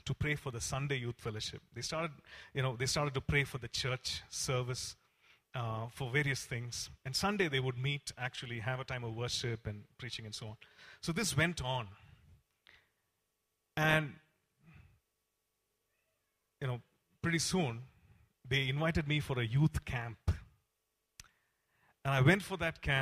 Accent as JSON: {"language": "English", "town": "Coimbatore", "region": "Tamil Nadu", "country": "India", "said": "I come from Coimbatore, and we have this CSI church there"}